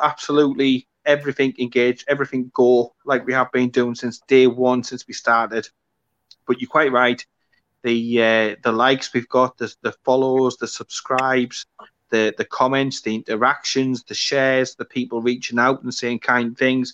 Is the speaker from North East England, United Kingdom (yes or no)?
yes; the North East, North East England, United Kingdom; now in South Yorkshire, United Kingdom; I'm obviously originally from the North East